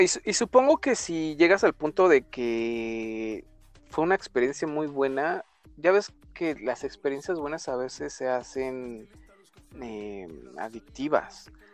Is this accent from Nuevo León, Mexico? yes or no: yes; Monterrey, Nuevo León, Mexico; now in Mexico City, Mexico; yo soy, yo soy regio, ya me estoy achilangando